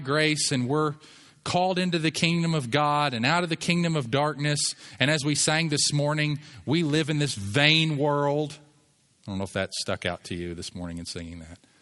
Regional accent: United States; I'm an American

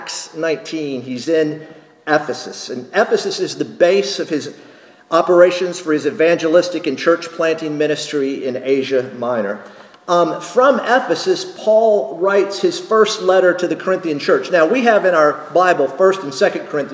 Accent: North Carolina, United States; moved away; also born or lived in Texas; when I'm back in North Carolina

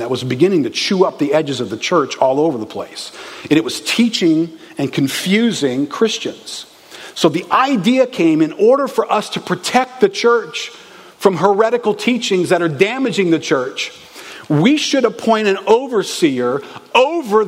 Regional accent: New Orleans, Louisiana, United States; I was raised in New Orleans

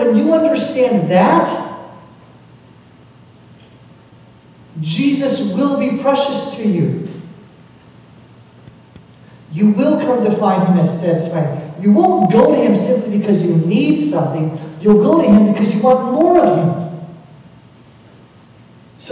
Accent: Kentucky, United States; also born or lived in Chicago; we're from Kentucky, we're all of us here

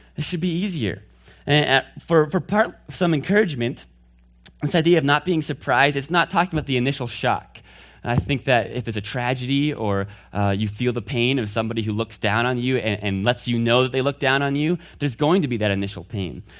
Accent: Northfield, Massachusetts, United States; I'm from Northfield, Massachusetts. That's where I hail from

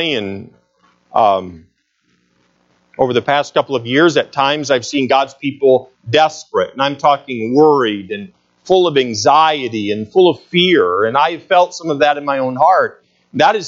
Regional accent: United States; as American citizens

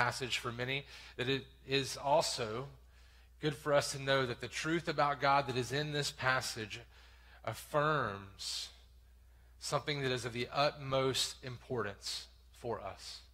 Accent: the South, United States; I grew up in church in the South in this very town

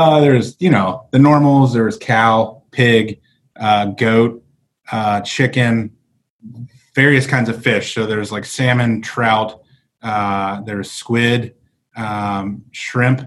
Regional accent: United States; I've grown up as an American kid steeped in American theology

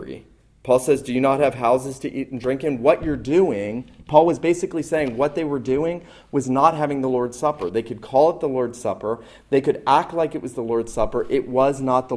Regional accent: the North, United States; now in the South, United States; growing up in the North, I wasn't taught to observe this

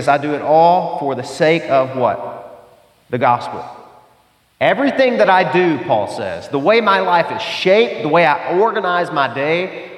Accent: the South, United States; I grew up in the South, the buckle of the Bible Belt.

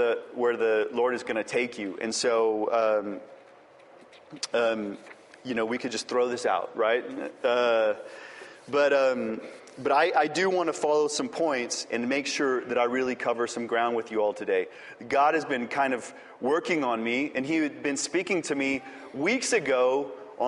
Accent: El Paso, Texas, United States; moved away; I'm from El Paso, Texas, and there's no trees there.

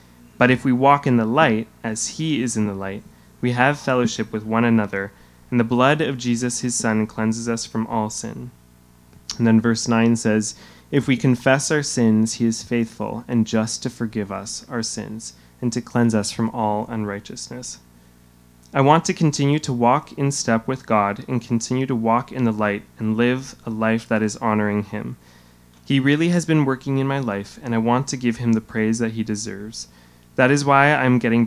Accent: Hamilton, Ontario, Canada; I was born and raised in Hamilton

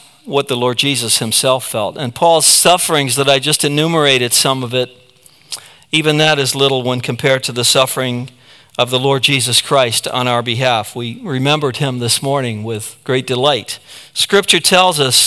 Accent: United States; we stand forever grateful as American citizens

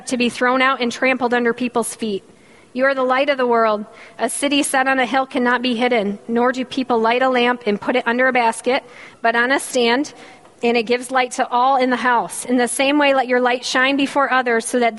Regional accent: Michigan, United States; accent: Canadian; moved away; I'm from Michigan. If you can't tell by the strong Canadian accent that I speak with, yes, I'm from the North Country

